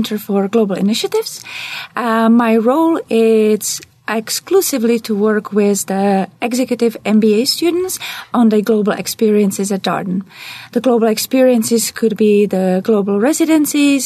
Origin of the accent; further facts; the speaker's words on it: Czechia; English is a second language; moved away as an adult; now in United States; I'm originally from Czech Republic